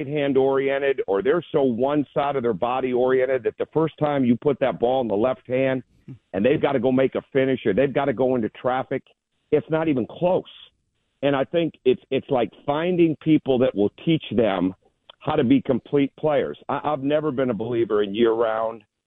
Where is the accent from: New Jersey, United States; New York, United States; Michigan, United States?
Michigan, United States; growing up in Michigan